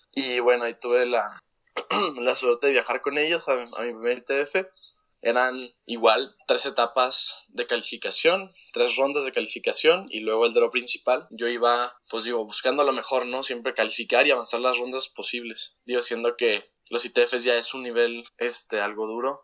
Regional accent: Chihuahua, Mexico; moved away as an adult; also born or lived in Atlanta, United States; tengo 19 años, soy de Chihuahua, Chihuahua

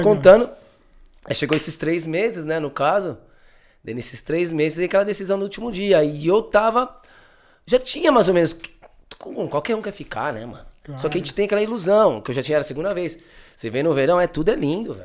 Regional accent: São Caetano do Sul, São Paulo, Brazil; moved away as an adult; also born or lived in Barcelona, Spain; now in Spain; Eu sou do ABC, São Caetano

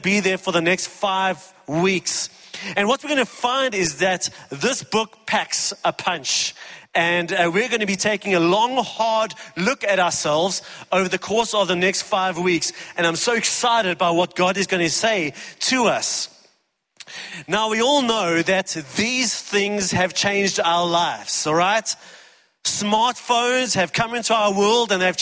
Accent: East Rand, Gauteng, South Africa; I grew up on the East Rand

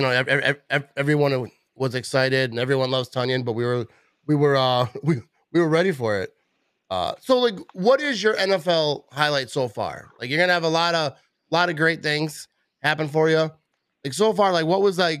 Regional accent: Green Bay, Wisconsin, United States; also born or lived in Fond du Lac, Wisconsin; I'm from Wisconsin. I actually grew

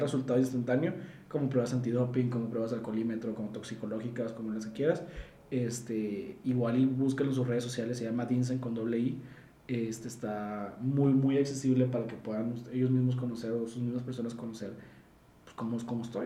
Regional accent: Mexico; yo como, como ciudadano mexicano

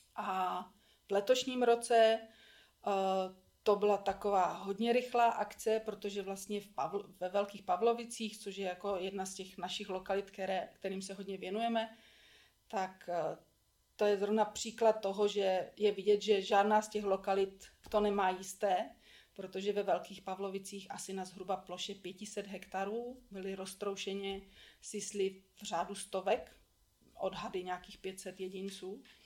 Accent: Czechia; tady u nás v Čechách

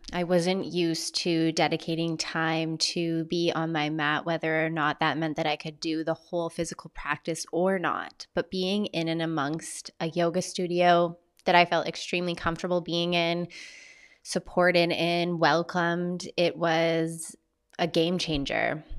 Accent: Vancouver Island, British Columbia, Canada; my hometown on Vancouver Island

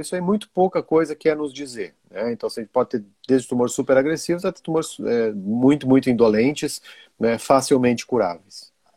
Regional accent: Brazil; also born or lived in Rio Grande do Sul / Italy / Belgium; now in Santa Catarina, Brazil; Eu sou brasileiro

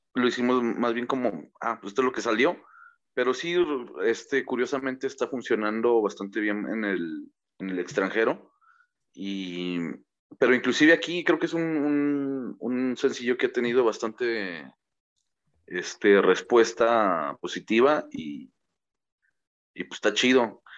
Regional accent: Mexico; somos mexicanos güeros o somos este morenos

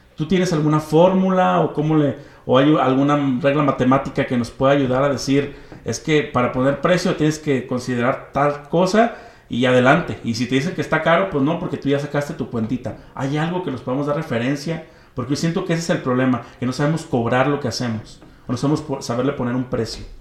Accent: Mexico; como mexicanos

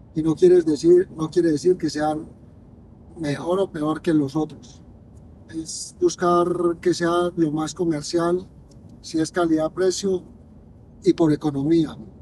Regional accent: Colombia; mi tierra

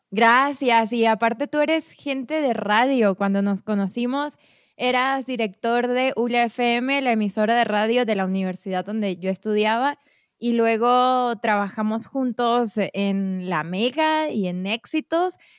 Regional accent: Venezuela; moved away as an adult; Me fui de Venezuela en 2017

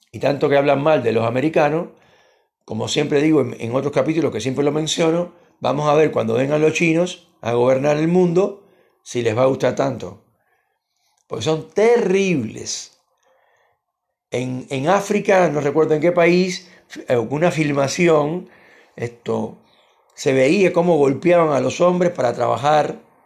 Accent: Argentina; Entonces es horrible vivir acá

